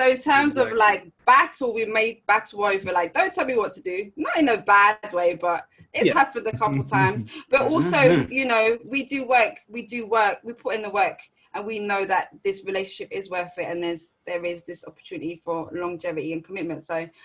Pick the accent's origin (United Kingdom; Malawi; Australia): United Kingdom; also born or lived in France; the moment I turned 7, I moved to Britain from France. I was born in France.